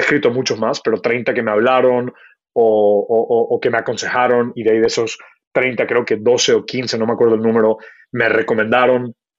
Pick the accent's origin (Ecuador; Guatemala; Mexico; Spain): Ecuador; moved away as an adult; also born or lived in Kenya / United States; mi familia es de la India, me crié en Ecuador, eh, nací en Kenia